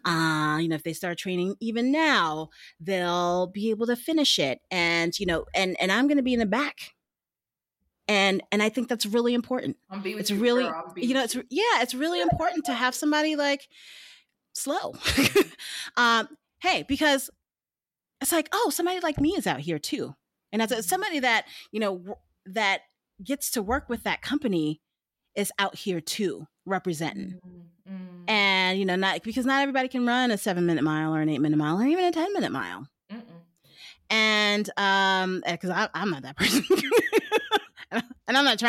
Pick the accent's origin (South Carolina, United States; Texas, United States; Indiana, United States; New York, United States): New York, United States; New York City; my hometown marathon